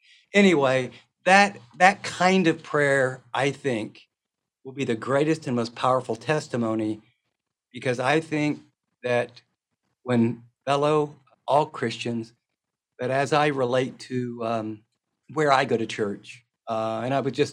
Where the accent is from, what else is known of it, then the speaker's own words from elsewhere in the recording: Midwest, United States; And, you know, I'm from the Midwest.